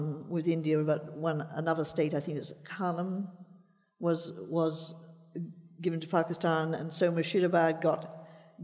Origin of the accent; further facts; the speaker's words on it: Australia; as a child, I thought of myself as basically Australian, and to some extent, that's how I still think of myself.